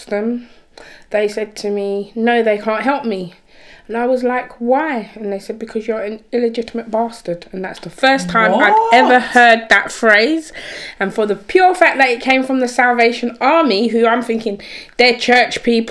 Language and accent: English; Birmingham, West Midlands, United Kingdom; was born in Birmingham